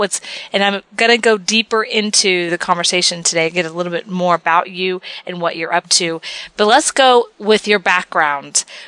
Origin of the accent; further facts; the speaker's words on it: Texas, United States; I'm from Texas